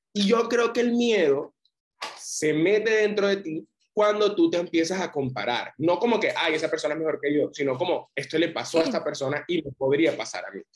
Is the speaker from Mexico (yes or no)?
no; Barranquilla, Atlántico, Colombia; soy un barranquillero, 22 años